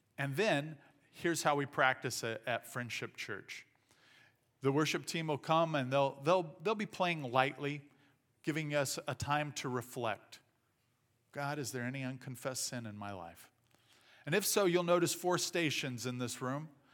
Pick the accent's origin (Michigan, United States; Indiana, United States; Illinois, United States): Indiana, United States; southern; moved away; I grew up in southern Indiana. Uh, we speak a different language down there.